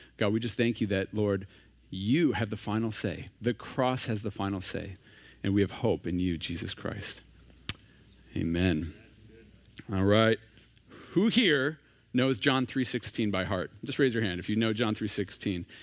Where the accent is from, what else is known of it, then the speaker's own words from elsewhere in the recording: Minnesota, United States; moved away as an adult; now in San Diego, United States; We are originally from Minnesota